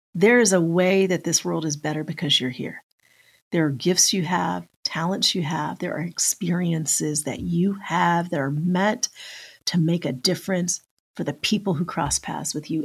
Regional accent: just outside of Denver, Colorado, United States; moved away as an adult; also born or lived in Metro Atlanta; now in Atlanta, United States; we grew up just outside of Denver, that we were both living in Metro Atlanta

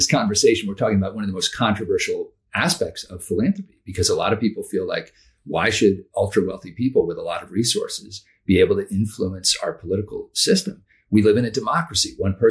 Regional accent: Amherst, Massachusetts, United States; I grew up in Western Massachusetts in a town called Amherst

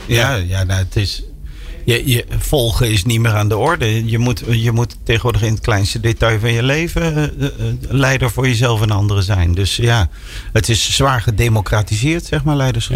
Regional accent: near Arnhem, Gelderland, Netherlands; ik kom uit de buurt van Arnhem

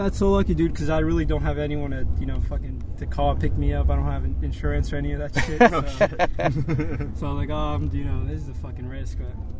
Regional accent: San Lorenzo, California, United States; I'm from San Lorenzo, over the bridge.

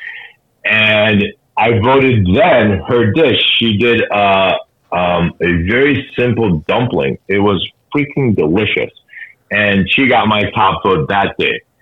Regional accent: Boston, Massachusetts, United States; I'm from Boston

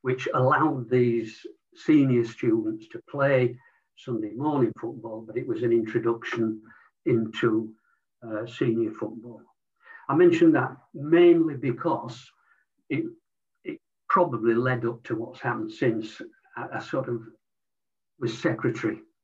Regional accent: Leeds, Yorkshire and the Humber, United Kingdom; born in Leeds to a predominantly non-sporting family

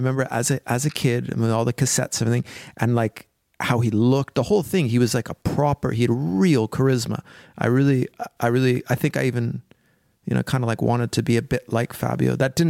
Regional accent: Canada; I was young and I come from Canada and you'd save all your money

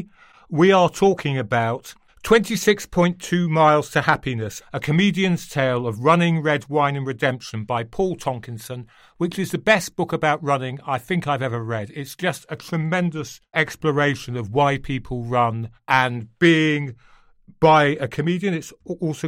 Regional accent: Manchester, North West England, United Kingdom; I'm from Manchester

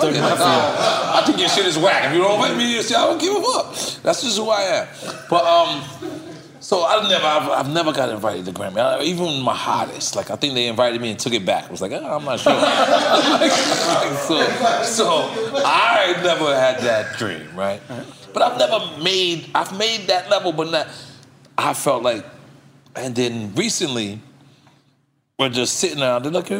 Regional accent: New York City, New York, United States; I'm not from Queensbridge. I'm from Left Rack City.

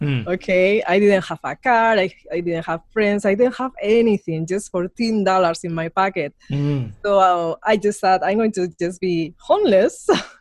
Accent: Spain; English is a second language; moved away as an adult; now in United States; I come from Spain, so I grew up in a dictatorial regime, so it was ultra conservative.

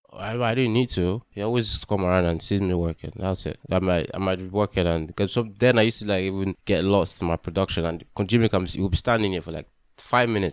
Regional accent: Delta, Nigeria; I'm from Delta State

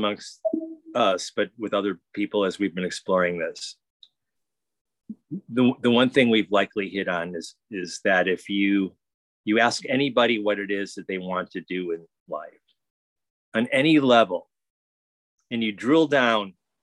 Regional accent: United States; I'm an American

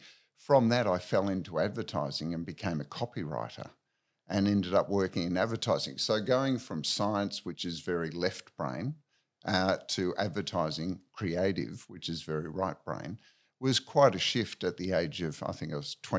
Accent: Victoria, Australia; Okay, so born in Victoria in a country town. Spent most of my childhood and teenage years down on the Mornington Peninsula by the sea.

